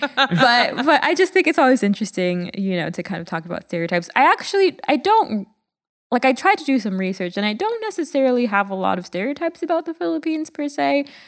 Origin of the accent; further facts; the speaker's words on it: Jamaica; from a third world country in, in Jamaica